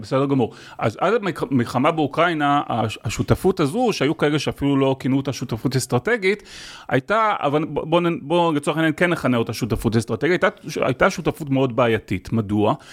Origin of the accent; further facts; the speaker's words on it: Israel; בתור ישראלי